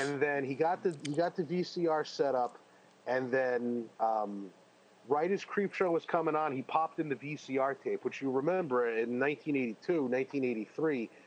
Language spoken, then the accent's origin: English; New Jersey, United States; I'm from New Jersey